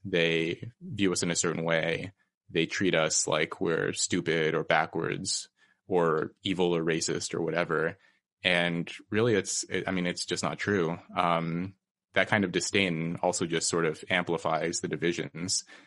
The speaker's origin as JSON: {"language": "English", "town": "Red Bluff", "region": "California", "country": "United States", "tie": "born or raised there", "moved": "as an adult", "said": "my hometown, Red Bluff, California"}